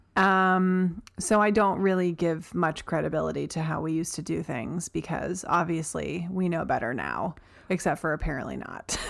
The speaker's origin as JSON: {"language": "English", "region": "Delaware", "country": "United States", "tie": "born or raised there", "said": "My home state of Delaware"}